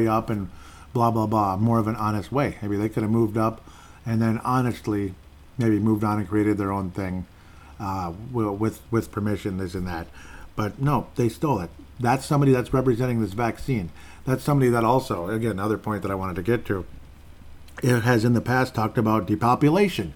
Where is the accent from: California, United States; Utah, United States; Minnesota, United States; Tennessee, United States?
Minnesota, United States; Golden Valley; I'm from Golden Valley, Minnesota